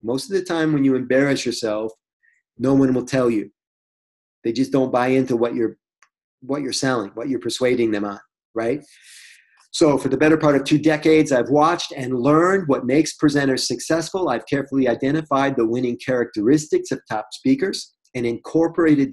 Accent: Detroit, Michigan, United States; I'm from Detroit.

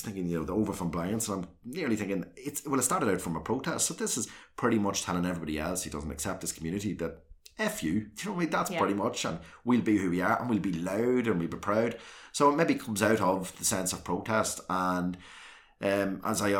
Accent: South Armagh, Northern Ireland, United Kingdom; I came from South Armagh

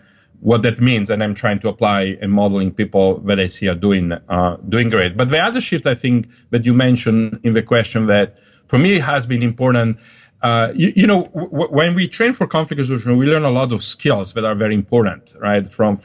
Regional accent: Dolomites, Italy; also born or lived in Germany / Switzerland / Colombia; now in United States; So Sicily is very different from my hometown in Dolomites, in the Alps, right?

